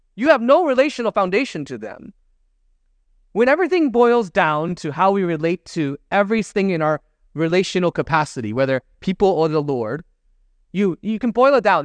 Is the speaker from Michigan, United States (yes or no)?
yes; Michigan, United States; moved away as an adult; also born or lived in Chicago; now in San Francisco, United States; I'm, I'm from Michigan. That's where I grew up.